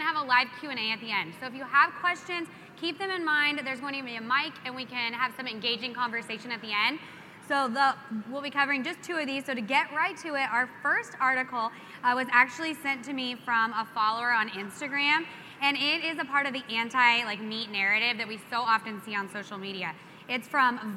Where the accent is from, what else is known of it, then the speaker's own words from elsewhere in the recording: New Mexico, United States; I'm from New Mexico